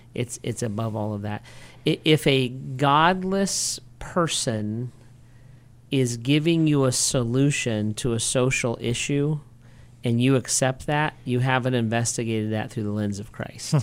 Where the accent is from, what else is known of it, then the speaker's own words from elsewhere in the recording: United States; as an American